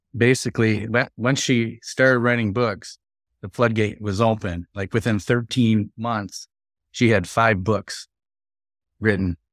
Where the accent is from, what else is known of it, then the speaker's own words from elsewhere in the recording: southern Wisconsin, United States; I was born and raised in this southern Wisconsin